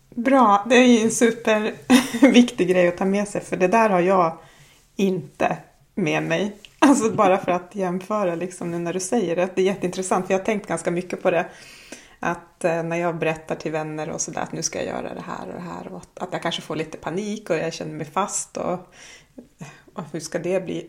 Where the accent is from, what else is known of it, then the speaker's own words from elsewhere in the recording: Jämtland, Sweden; moved away as an adult; now in Kautokeino, Norway; uppe i stugan, Orsebotten, där jag kommer ifrån